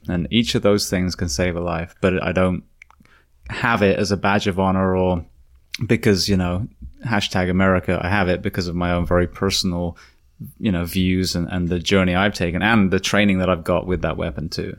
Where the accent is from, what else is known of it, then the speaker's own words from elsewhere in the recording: United Kingdom; now in United States; as a Brit